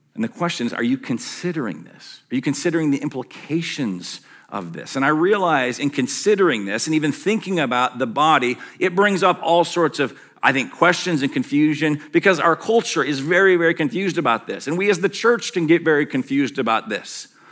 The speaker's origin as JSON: {"language": "English", "region": "Western Michigan", "country": "United States", "tie": "born or raised there", "said": "as a young kid growing up in Western Michigan"}